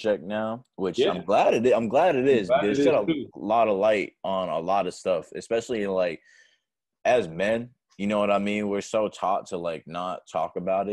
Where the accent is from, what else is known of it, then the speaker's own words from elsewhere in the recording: New Hampshire, United States; now in Carolinas, United States; I'm from New Hampshire. My family back there